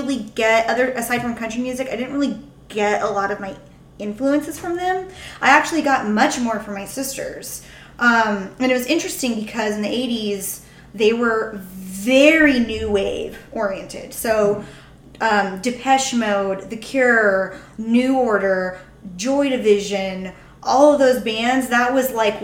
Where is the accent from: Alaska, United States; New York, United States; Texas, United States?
Texas, United States; moved away as an adult; also born or lived in Ohio / San Antonio / Austin; now in San Francisco, United States; I am also from Texas.